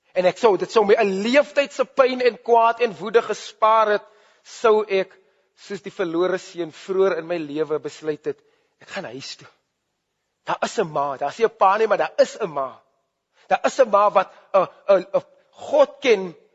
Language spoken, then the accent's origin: Afrikaans; Grabouw, Western Cape, South Africa; Ek het groot geword in Grabouw